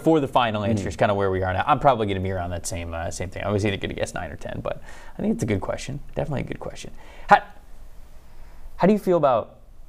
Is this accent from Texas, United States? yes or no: no; Florida, United States; So I grew up in Florida, so I never like had like a snow game, anything.